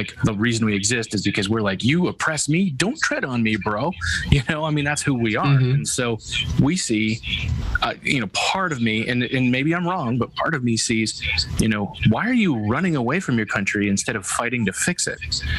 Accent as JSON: {"language": "English", "country": "United States", "said": "as an American, that's the mindset where it's inbred."}